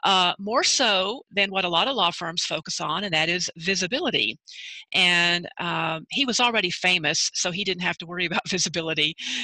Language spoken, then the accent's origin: English; Texas, United States; accent: Southern; moved away as an adult; now in Los Angeles, United States; My father was from New Orleans, my mother from Mississippi, and I was born and raised in Texas, so I am still Southern, even though people don't consider Texans always to be from the South.